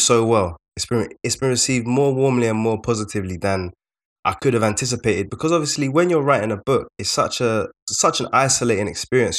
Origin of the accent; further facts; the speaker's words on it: London, United Kingdom; we're both from South London